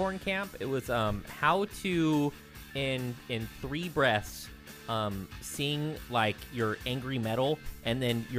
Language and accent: English; the South, United States; I was born in the South, so I'm cool with the South.